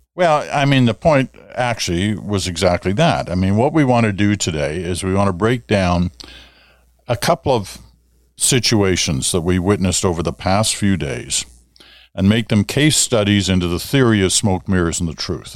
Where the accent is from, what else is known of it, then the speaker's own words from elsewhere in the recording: Ottawa, Ontario, Canada; growing up in Ottawa